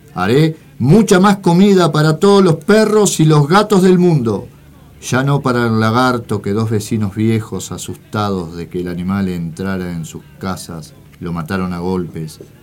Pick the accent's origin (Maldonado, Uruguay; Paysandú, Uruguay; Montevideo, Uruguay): Montevideo, Uruguay; also born or lived in interior of Uruguay; yo soy de Montevideo. Ah. En ese momento viví en el interior y vine